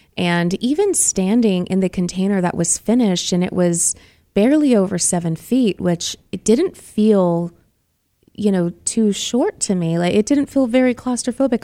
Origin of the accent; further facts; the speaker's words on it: Boston, Massachusetts, United States; now in Arizona, United States; I'm from Boston